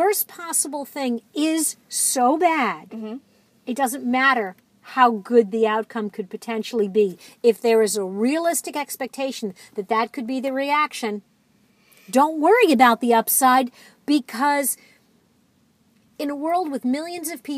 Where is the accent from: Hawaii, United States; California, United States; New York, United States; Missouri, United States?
New York, United States; moved away; I'm from New York. I have a lot of friends and family there.